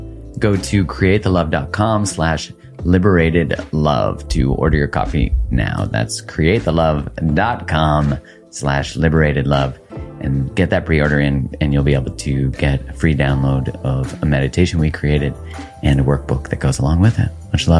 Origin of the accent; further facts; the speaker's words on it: Canada; Oh, yeah, we're very British.